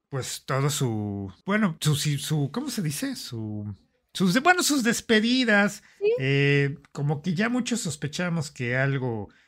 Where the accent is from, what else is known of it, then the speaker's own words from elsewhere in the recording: Mexico; somos mexicanos